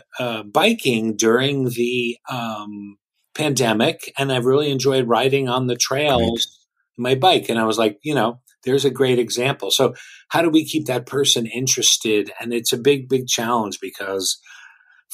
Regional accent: Jersey Shore, New Jersey, United States; moved away as an adult; also born or lived in West Coast (university); I grew up in the Jersey Shore area, about an hour from New York City

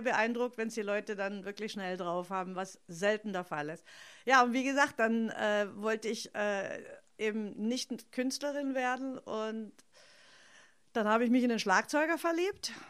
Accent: Stuttgart, Baden-Württemberg, Germany; accent: Swabian; ich bin in Stuttgart aufgewachsen, also als Italienerin im, ja. im Schwäbischer

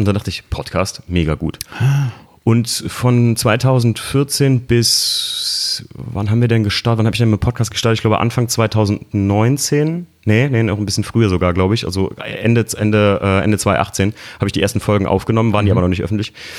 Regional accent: Koblenz, Rhineland-Palatinate, Germany; ich komme ja eigentlich aus Koblenz

